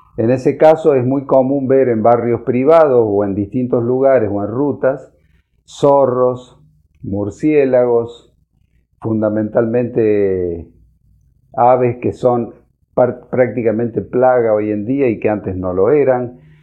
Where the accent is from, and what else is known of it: Argentina